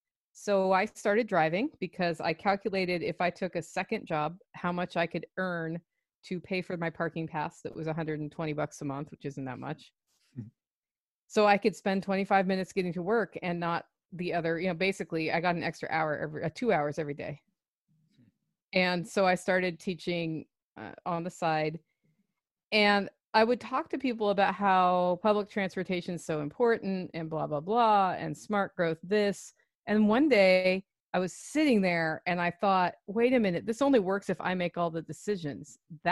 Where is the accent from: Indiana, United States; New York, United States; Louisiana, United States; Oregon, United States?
Oregon, United States; In Oregon.